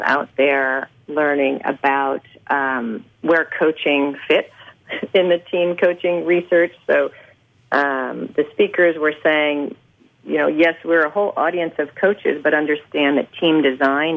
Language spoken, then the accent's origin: English; United States; as an American going and living overseas, for the first time I was really able to understand what it meant to be an American